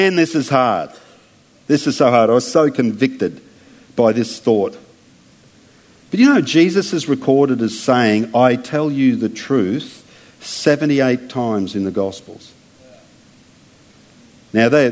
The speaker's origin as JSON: {"language": "English", "country": "Australia", "said": "as an Aussie"}